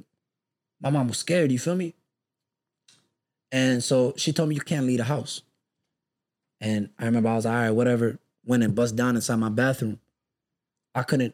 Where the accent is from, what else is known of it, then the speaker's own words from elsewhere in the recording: Minneapolis, Minnesota, United States; also born or lived in Texas; Growing up in Minneapolis